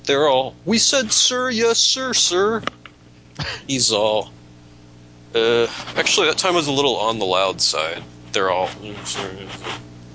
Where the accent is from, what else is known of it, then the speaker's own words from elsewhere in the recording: West Virginia, United States; I'm from West Virginia. Dude. This is just my normal voice.